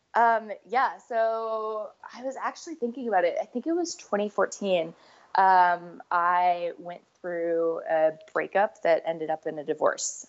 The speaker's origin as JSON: {"language": "English", "town": "Omaha", "region": "Nebraska", "country": "United States", "tie": "born or raised there", "said": "I grew up in Omaha, Nebraska"}